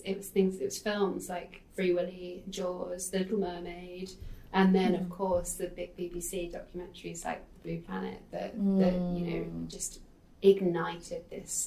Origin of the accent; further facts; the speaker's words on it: Guernsey; also born or lived in Manchester; I was born in Manchester, actually, but I grew up in Guernsey in the Channel Islands. So again, like, Guernsey's such a tiny island